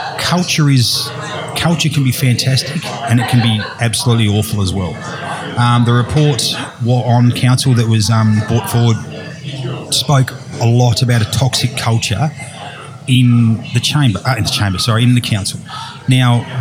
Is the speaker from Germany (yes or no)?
no; Tasmania, Australia; also born or lived in Hervey Bay, Australia; now in Moreton Bay, Australia; my home state of Tassie